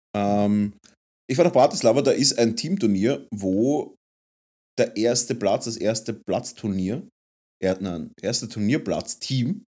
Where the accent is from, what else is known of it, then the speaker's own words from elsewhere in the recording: Vienna, Austria; wir als Wiener, als Wiener Wahnsinnige